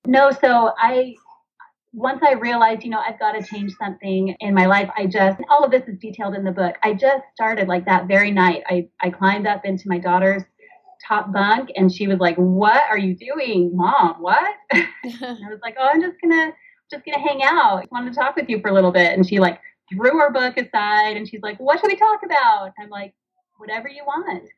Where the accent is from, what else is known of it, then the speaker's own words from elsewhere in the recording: Washington, United States; also born or lived in northern Utah; now in Utah, United States; I grew up in Washington State. I now live in northern Utah.